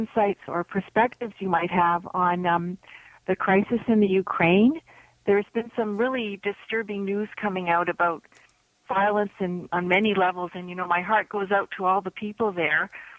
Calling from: Toronto, Ontario, Canada; I'm calling from Toronto.

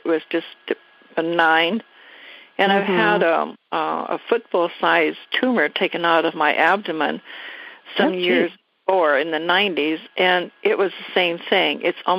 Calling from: Washington, United States

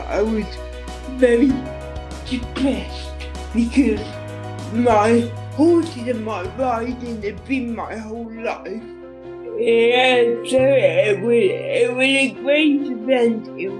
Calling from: Lincolnshire, East Midlands, United Kingdom; I'm calling from Lincolnshire in the East Midlands.

